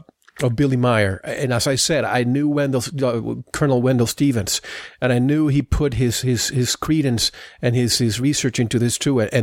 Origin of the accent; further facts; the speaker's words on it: Puerto Rico; I grew up in Puerto Rico.